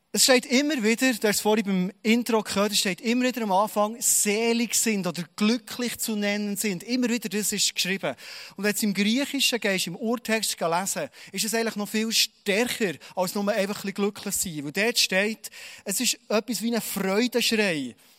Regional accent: Bernese Oberland, Switzerland; als Berner Oberländer

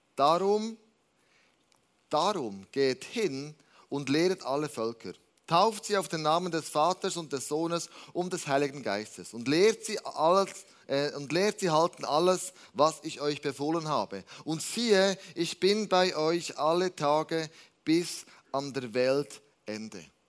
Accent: Switzerland; wir als Schweizer

